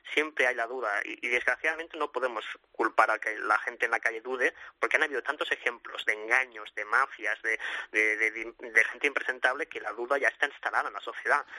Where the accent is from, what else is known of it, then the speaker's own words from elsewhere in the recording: Sabadell, Catalonia, Spain; los dos somos de Sabadell